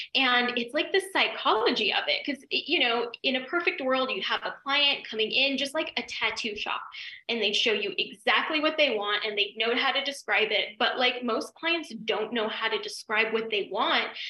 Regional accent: Denver, Colorado, United States; moved away as an adult; also born or lived in New York; I'm from Denver and it was like podunk little cow town

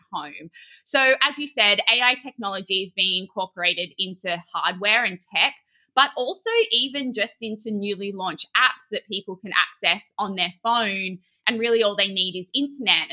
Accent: Australia; now in New York, United States; I, as an Australian

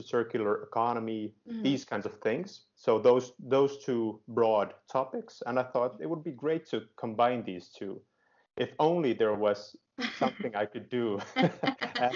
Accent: Finland; also born or lived in Groningen, Netherlands; I live in Helsinki, Finland. And you might also guess I am from Finland. I'm Finnish

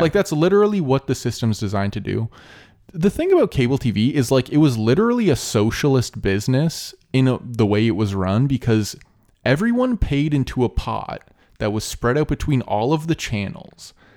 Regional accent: Canada; we're Canadian

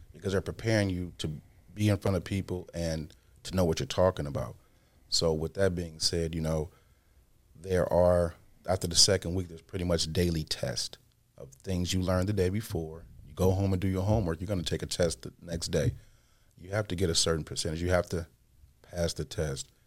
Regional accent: Midwest, United States; I'm from the Midwest

